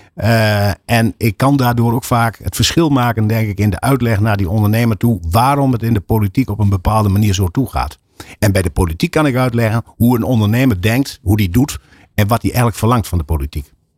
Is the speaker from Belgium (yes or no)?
no; Assen, Drenthe, Netherlands; we komen ook uit Assen wonen in Assen